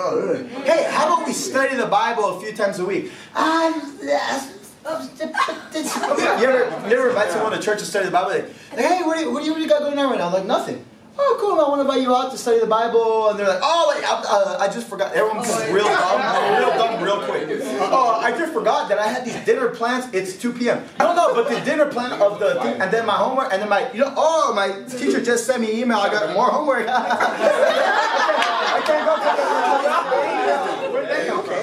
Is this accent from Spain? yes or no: no; California, United States; I'm from California